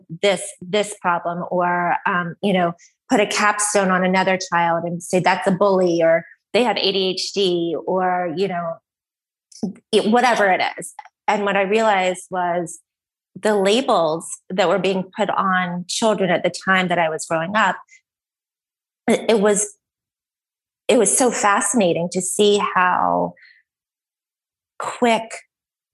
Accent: Columbus, Georgia, United States; I'm from Columbus, Georgia in the deep South

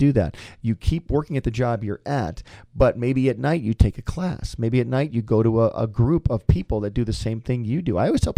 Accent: Michigan, United States; little did I know when I came to CalArts from Michigan, all I did was hang out with animators for 3 years at school.

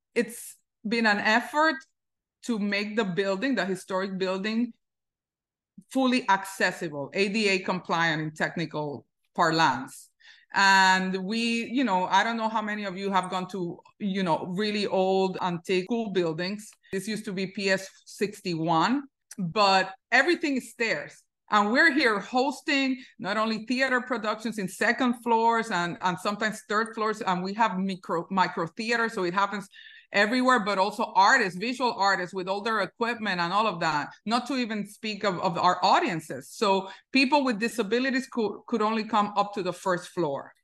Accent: Puerto Rico; now in New York, United States; I grew up in Puerto Rico

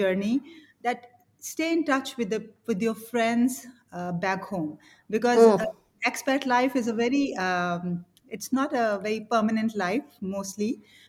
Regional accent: Pakistan; moved away as an adult; also born or lived in Kenya / Bangladesh / United Kingdom; now in Hong Kong; So I'm from Pakistan.

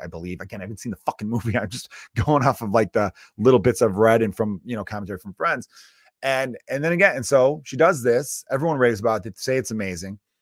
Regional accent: United States; as an American with, uh, strong Irish roots

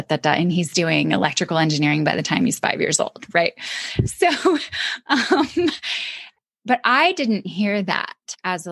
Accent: Michigan, United States; also born or lived in Atlanta, Georgia; when I was in fifth grade, we moved from Atlanta to Michigan

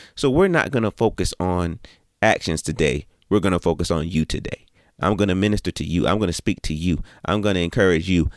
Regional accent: Orangeburg, South Carolina, United States; I was born in Orangeburg, South Carolina

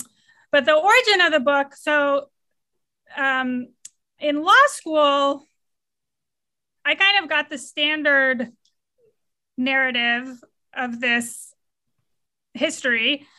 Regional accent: Atlanta, Georgia, United States; also born or lived in Stanford; I wasn't alive yet in 1968, but I grew up in Atlanta, Georgia, and went to Princeton University undergrad, and then went out to Stanford

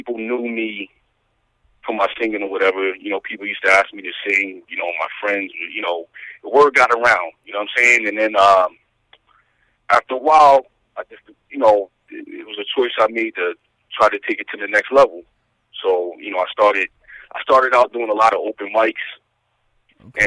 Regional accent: Stamford, Connecticut, United States; also born or lived in Yonkers, New York; Born and raised in Stamford, Connecticut. Spent some time in Yonkers, New York

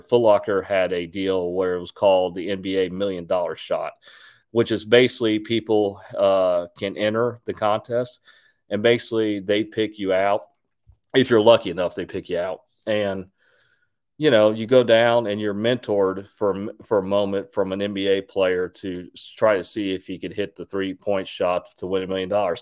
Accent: Houston, Texas, United States; I'm from Houston

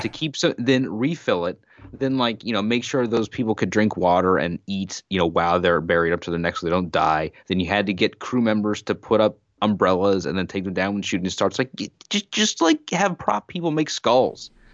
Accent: United States; as an American citizen who, by living here, uh, the Vietnam War is, you know, a part of my history

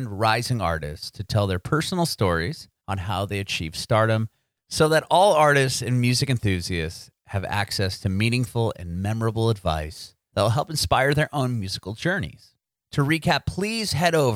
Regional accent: San Diego, California, United States; I grew up in Southern California in San Diego

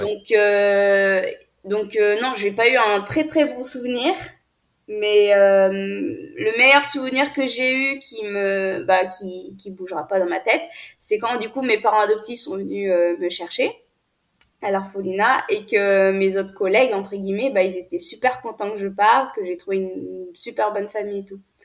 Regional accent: France; also born or lived in Ethiopia; je suis née en Éthiopie, dans un orphelinat, et j'ai été adoptée à l'âge de 5 ans et demi. Donc, mes parents sont venus me chercher en Éthiopie. Euh, je suis venue en France en 2010

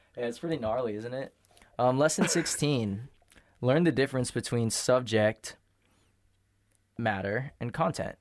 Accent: United States; I grew up an American, too. I've never even been a Mexican

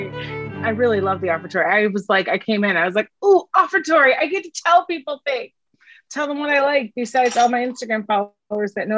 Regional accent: Chicago, Illinois, United States; accent: Chicago; if I show up in my Chicago accent

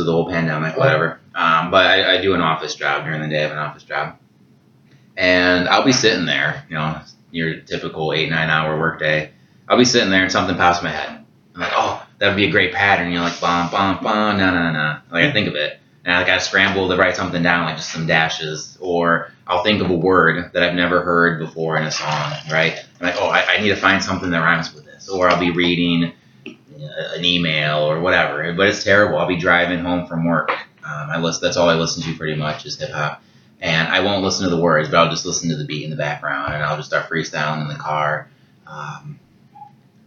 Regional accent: Sterling, Illinois, United States; now in Dixon, United States; I grew up, I live in Dixon now, but I grew up in Sterling, just basically right across the street from Senesippy Park

